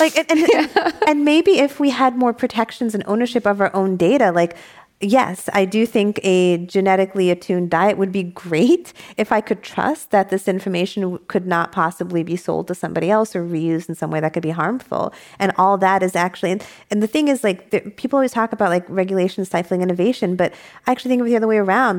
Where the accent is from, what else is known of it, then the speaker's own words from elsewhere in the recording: New York, United States; also born or lived in San Diego; now in San Francisco, United States; I didn't move back to New York, where I'm from